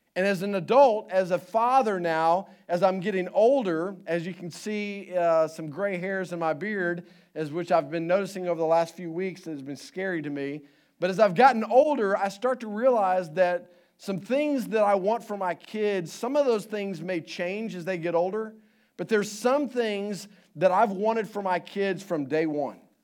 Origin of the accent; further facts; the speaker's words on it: Houston, Texas, United States; moved away; I grew up in Houston